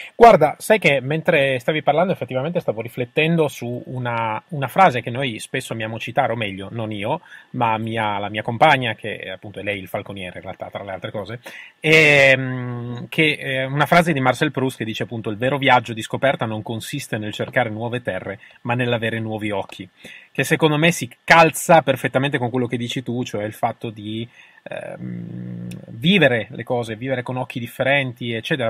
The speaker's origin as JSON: {"language": "Italian", "town": "Turin", "region": "Piedmont", "country": "Italy", "said": "siamo di Torino tutte e due"}